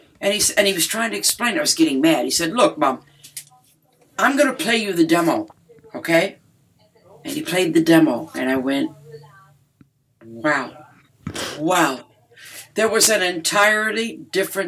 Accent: Detroit, Michigan, United States; I'm from Detroit

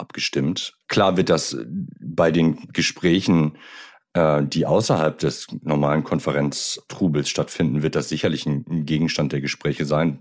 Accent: Germany; wir uns jetzt als Deutsche

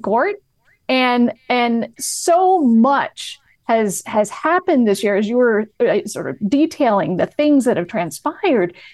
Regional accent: New England, United States; moved away as an adult; now in Los Angeles, United States; I moved to Los Angeles in twenty eighteen and I'm from New England

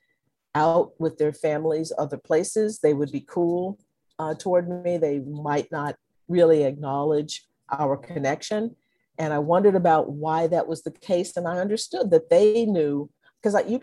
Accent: Conroe, Texas, United States; also born or lived in Livingston, Texas; my parents moved to Conroe, Texas, where I grew up

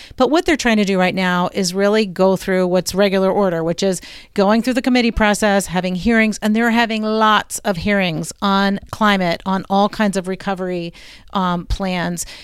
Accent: Blue Ridge, United States; I'm from the Blue Ridge

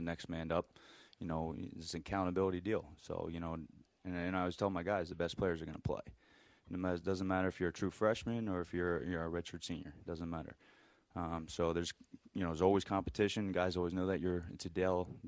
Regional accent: Pennsylvania, United States; moved away as an adult; now in Idaho, United States; I'm originally from the East Coast, from Pennsylvania.

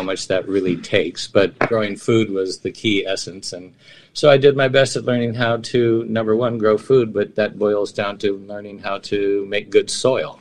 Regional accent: San Francisco, California, United States; where I grew up on Filbert and Jones in San Francisco, it was solamente 100% Italiano.

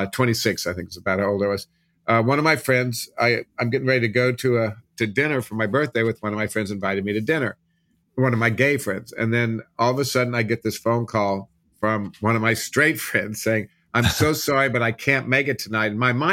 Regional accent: Midwest, United States; And I was pretty self-conscious growing up in the Midwest, so I wasn't exactly the totally out person

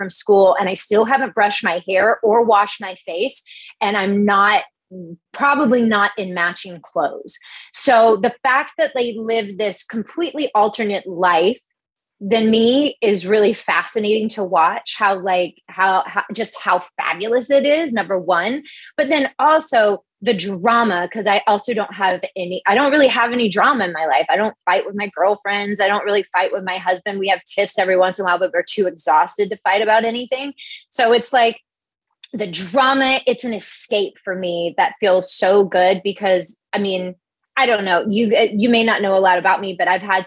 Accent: the South, United States; I'm from the South

